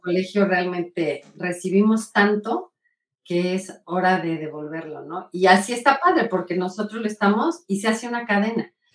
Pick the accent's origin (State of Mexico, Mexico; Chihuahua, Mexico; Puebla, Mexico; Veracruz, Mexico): Puebla, Mexico; soy poblana. Del centro de Puebla, aquí nací, toda mi familia es